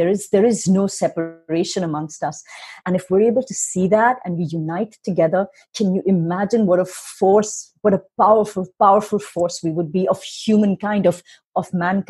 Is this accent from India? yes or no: yes; India; you're American, I'm Indian.